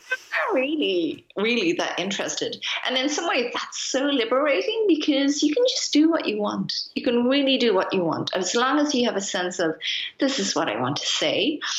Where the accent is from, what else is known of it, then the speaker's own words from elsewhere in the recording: Ireland; moved away as an adult; now in Berlin, Germany; my parents are Japanese, but I grew up in Ireland